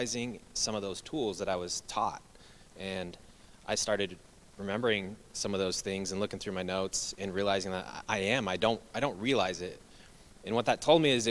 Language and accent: English; Treasure Valley, Idaho, United States; I grew up here in the Treasure Valley.